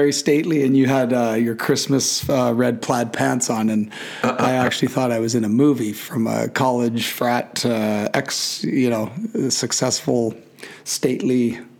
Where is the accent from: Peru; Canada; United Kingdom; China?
Canada; Kamloops, British Columbia; also born or lived in Vancouver / Vernon, British Columbia / Whistler; I was born in Vancouver and grew up in some very blue collar small towns, Vernon, British Columbia, and Kamloops, British Columbia.